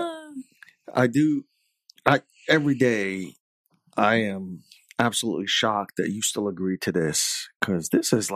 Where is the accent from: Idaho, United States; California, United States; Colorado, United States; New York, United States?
New York, United States; New York City; now in Alaska, United States; In New York, I'm originally from Queens